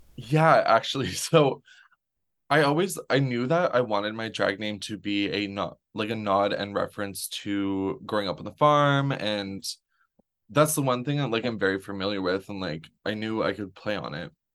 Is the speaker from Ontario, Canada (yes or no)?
yes; Renfrew, Ontario, Canada; I grew up in the Ottawa Valley. I, born and raised on a farm outside of Renfrew